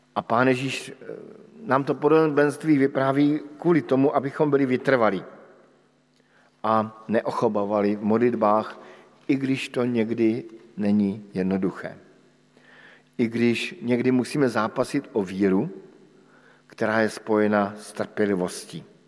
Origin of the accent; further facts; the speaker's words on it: Bohemia, Czechia; u nás v Čechách